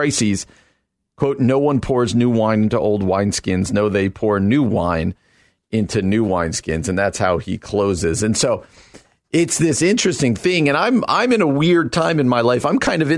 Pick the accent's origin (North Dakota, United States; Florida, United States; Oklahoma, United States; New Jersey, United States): New Jersey, United States; moved away as an adult; also born or lived in Illinois; I come out from New Jersey